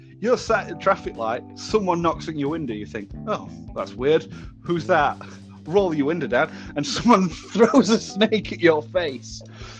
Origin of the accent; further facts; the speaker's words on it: the north of England, United Kingdom; I am from North of England.